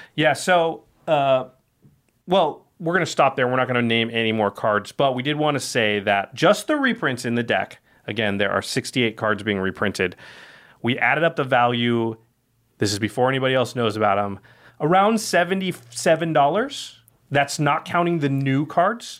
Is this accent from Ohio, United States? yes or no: no; Oregon, United States; now in Los Angeles, United States; I'm from Oregon, and I'm sick of rain from having grown up there